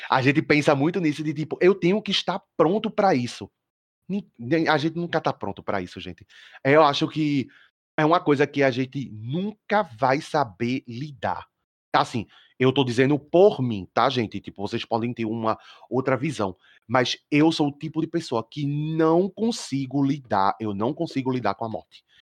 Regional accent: Olinda, Pernambuco, Brazil; Eu sou de uhum. Olinda, Pernambuco

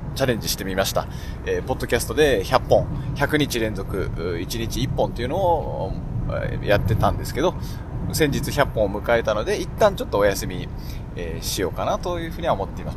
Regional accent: Sapporo, Hokkaido, Japan; 地元の札幌

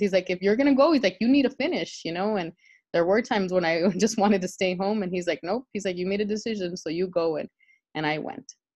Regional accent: El Monte, California, United States; moved away as an adult; I grew up in El Monte, um, which is about 12 miles east of downtown Los Angeles, my entire life

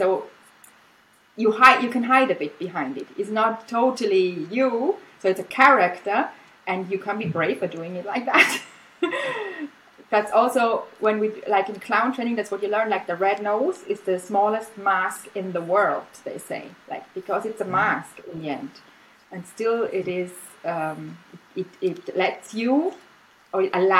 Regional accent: Austria; first language German; English is a second language; moved away as an adult; now in Spain; I teach German, which is like my native language. It's the language we speak in Austria. We speak German.

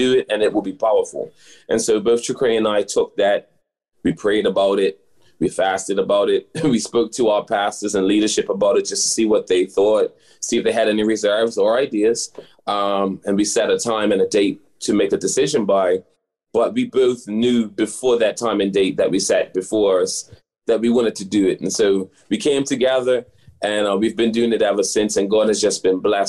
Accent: Bermuda; We're from what we like to say, the lovely island of Bermuda.

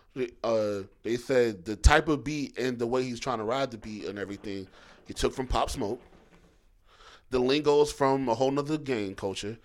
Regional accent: Philadelphia, Pennsylvania, United States; moved away; I'm from Philly. You know I grew up going back and forth

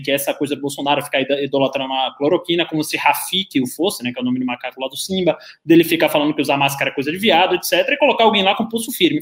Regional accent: Bahia, Brazil; moved away; Da minha criação é toda muito conservadora, eu vim da Bahia

